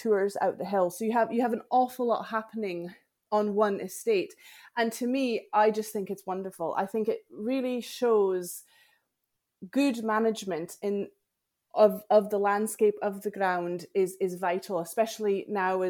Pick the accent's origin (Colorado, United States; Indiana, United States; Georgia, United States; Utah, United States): Colorado, United States; Denver; moved away as an adult; now in Scottish Highlands, United Kingdom; I was born and raised in the Highlands of Denver, Colorado, in America